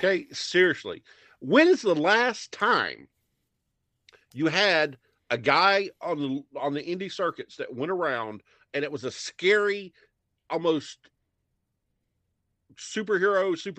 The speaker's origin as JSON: {"language": "English", "region": "Alabama", "country": "United States", "tie": "born or raised there", "said": "And growing up in Alabama during the Satanic Panic, you know, where everything was of the devil"}